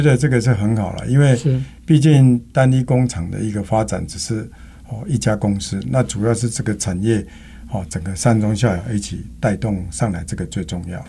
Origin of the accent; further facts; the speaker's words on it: Taiwan; 我们台湾人